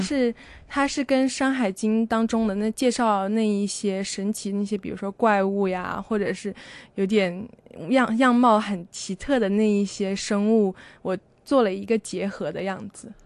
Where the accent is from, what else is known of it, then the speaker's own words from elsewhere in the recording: China; moved away as an adult; also born or lived in Taiwan; 我从小到大都是在中国长大的，我从来没有去西方的世界里生活过一段时间